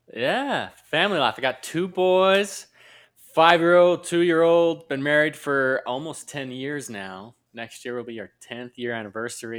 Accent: Utah, United States; born and raised in Utah, same with my wife.

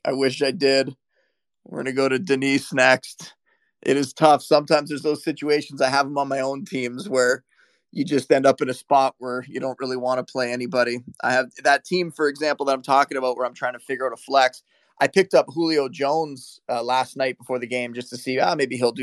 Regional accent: Niagara Falls, Ontario, Canada; I grew up on a border town, right? Like, I was born in Niagara Falls.

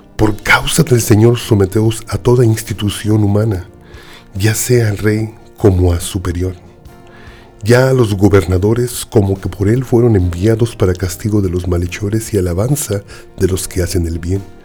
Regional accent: Mexico City, Mexico; en la Ciudad de México tenemos un dicho

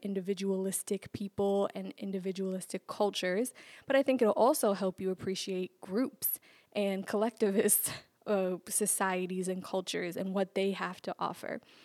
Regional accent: New York, United States; growing up in New York

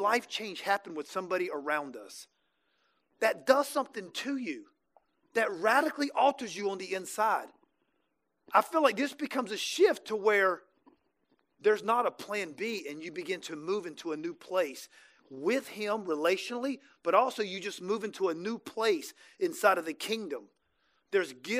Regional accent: Jacksonville, Florida, United States; also born or lived in Birmingham; now in Tampa, United States; I'm from Jacksonville

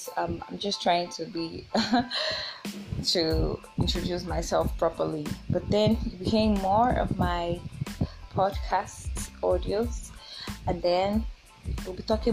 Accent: Oyo, Nigeria; also born or lived in Abuja; I'm from Nigeria. I'm from Oyo State.

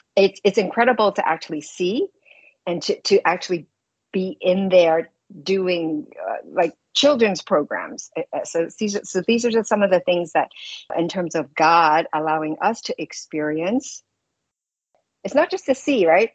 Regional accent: New York City, New York, United States; I'm from New York City

